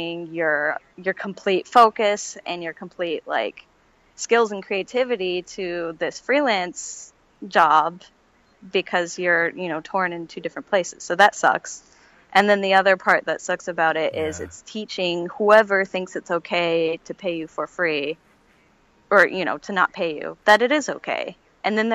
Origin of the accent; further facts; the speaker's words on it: Seattle, Washington, United States; I'm from the Seattle area